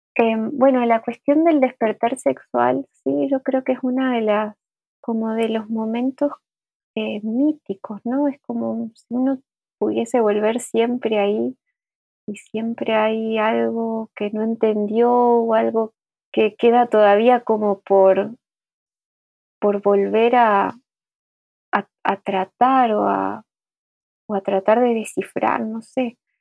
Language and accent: Spanish; Aristóbulo del Valle, Misiones, Argentina; moved away as an adult; also born or lived in Buenos Aires; yo viví hasta los 18 en un pueblo de Misiones que se llama Aristóbulo del Valle